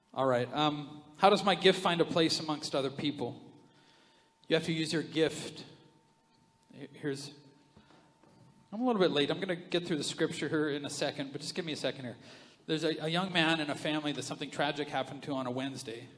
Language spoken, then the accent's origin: English; Canada; we're Canadian